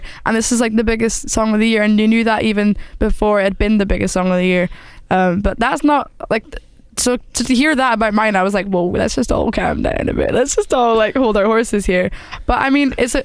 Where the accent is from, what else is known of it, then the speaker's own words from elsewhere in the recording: Scotland, United Kingdom; I'm Scottish as well